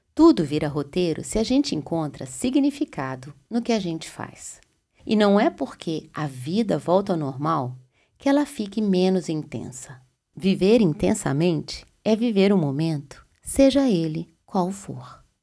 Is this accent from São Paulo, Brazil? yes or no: no; Belo Horizonte, Minas Gerais, Brazil; moved away; Belo Horizonte, lugar onde eu nasci